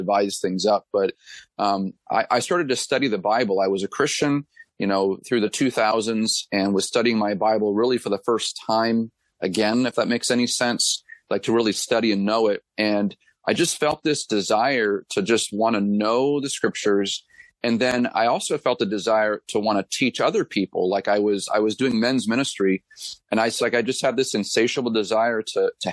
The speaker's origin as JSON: {"language": "English", "town": "Gilmanton Iron Works", "region": "New Hampshire", "country": "United States", "tie": "born or raised there", "said": "I'm actually from Gilmanton Ironworks, New Hampshire, which is the town that I'm pastoring a church in. I'm married to my lovely wife, Jessica. We have three children. And then church planted in my hometown back in 2013."}